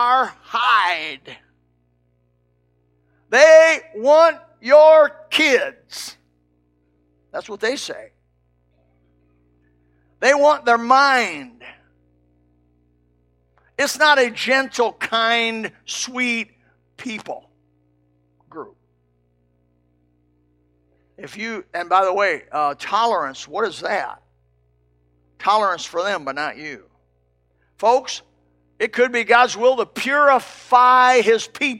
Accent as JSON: {"language": "English", "region": "Indiana", "country": "United States", "tie": "born or raised there", "said": "my home state, Indiana"}